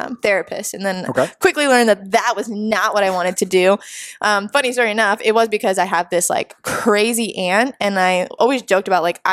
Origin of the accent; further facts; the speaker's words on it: Florida, United States; also born or lived in New Jersey; moved down here when I was 5. So I guess you can say I'm from Florida